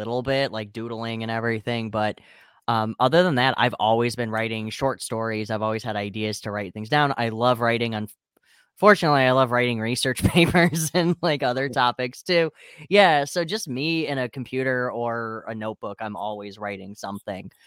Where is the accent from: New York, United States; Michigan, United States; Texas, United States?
Michigan, United States; Wayne; also born or lived in Westland, Michigan / Ypsilanti, Michigan; I live in Michigan, and I have always been in Michigan. It's potholes and construction and snow all the freaking time. So I grew up in Wayne